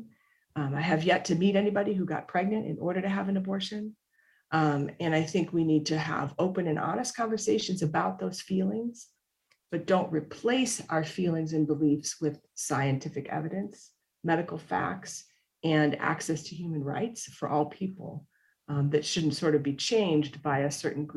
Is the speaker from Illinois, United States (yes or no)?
no; Minnesota, United States; now in Texas, United States; having, you know, been born and raised in Minnesota and then lived, you know, a significant chunk of my life here in Texas